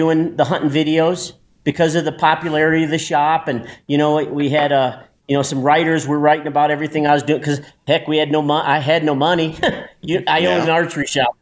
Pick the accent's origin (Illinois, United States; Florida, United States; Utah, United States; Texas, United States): Illinois, United States; Chicago; moved away as an adult; I'm an Italian from Chicago.